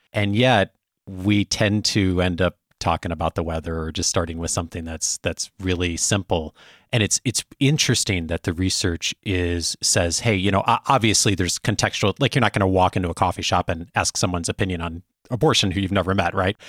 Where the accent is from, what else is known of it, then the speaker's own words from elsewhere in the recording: Chicago, Illinois, United States; moved away; I hail originally from the Chicago area, still the home of my parents and most of my extended family